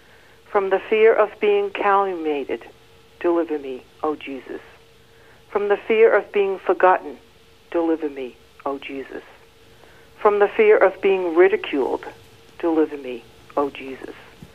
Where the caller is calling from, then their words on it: Worcester, Massachusetts, United States; Worcester, Massachusetts.